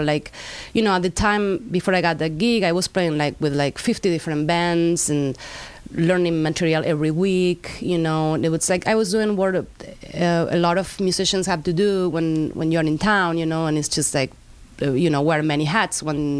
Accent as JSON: {"language": "English", "country": "Argentina", "tie": "born or raised there", "also_born_or_lived": "Spain", "lives_now": "Los Angeles, United States", "said": "My parents are from Spain. I grew up in Argentina. My parents moved back to Spain at some point, so I moved with them. Then I went back to Argentina."}